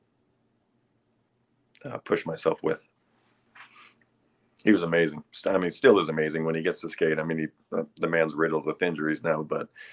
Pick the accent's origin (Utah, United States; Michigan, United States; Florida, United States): Utah, United States; Salt Lake City; also born or lived in St. George, Utah; So, born and raised in Salt Lake. I think I was 17. It was my junior year, and we moved to St. George.